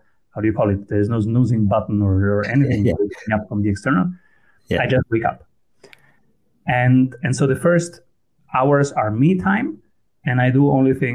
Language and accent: English; Italy; first language Italian; English is a second language; also born or lived in Austria; now in Vienna, Austria; So I was born in Italy. My first language was Italian. And then I went to Austria.